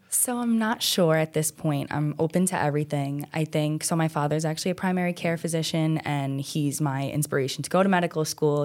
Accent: New York City, New York, United States; I grew up on Staten Island my whole life, South Shore, born and raised

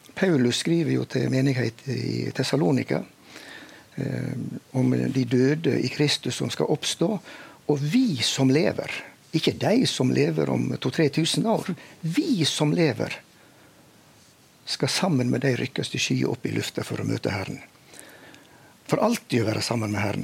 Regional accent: Veitastrand, Vestland, Norway; jeg vokste jo opp eh, i Veitastrand i Luster kommune i Indre Sogn

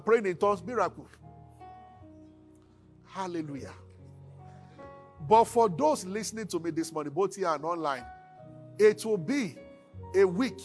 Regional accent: Abuja, Federal Capital Territory, Nigeria; I grew up in Abuja.

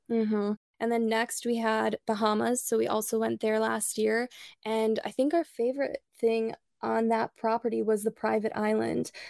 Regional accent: Midwest, United States; moved away as an adult; also born or lived in Michigan / Illinois / Chicago; now in Sarasota, United States; we're both born and raised in the Midwest

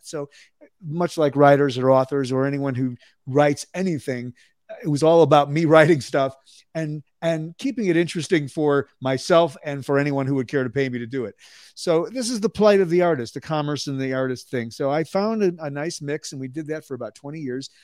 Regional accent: Skokie, Illinois, United States; moved away as an adult; also born or lived in Chicago, Illinois / Dallas, Texas; now in Albuquerque, United States; Chicago, Illinois, north side. I, uh, grew up in suburban Skokie

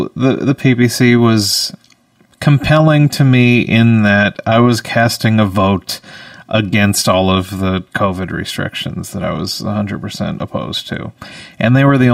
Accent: Canada; as a Canadian

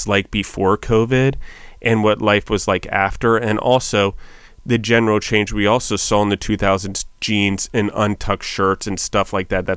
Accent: Maryland, United States; also born or lived in New York City; I was from Maryland, Washington. I'm kind of a redneck. Grew up on a farm

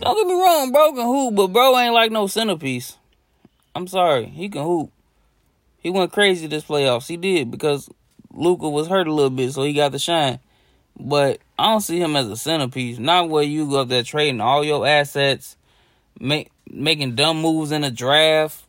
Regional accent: Chicago, Illinois, United States; I'm from Chicago.

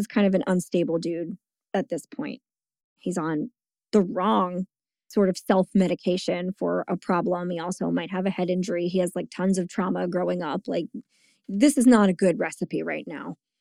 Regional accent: Bordentown, New Jersey, United States; my hometown

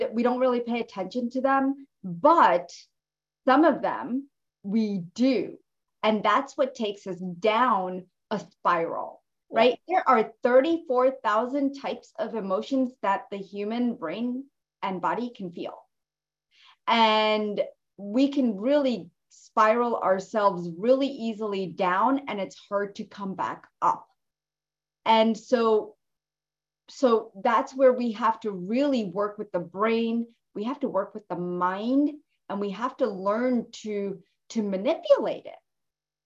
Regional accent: Jersey City, New Jersey, United States; I grew up in Jersey City

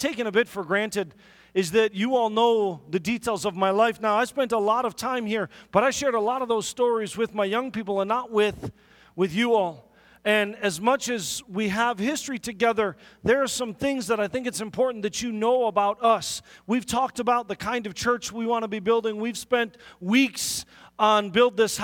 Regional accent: Milwaukee, Wisconsin, United States; also born or lived in Auckland, New Zealand / Hartford, Wisconsin; We fairly quickly moved into the city of Milwaukee, and the city of Milwaukee is really where I grew up

